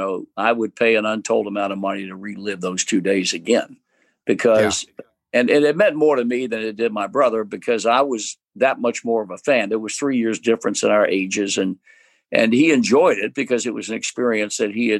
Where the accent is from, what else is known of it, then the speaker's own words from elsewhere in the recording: Virginia, United States; I was born and raised in Virginia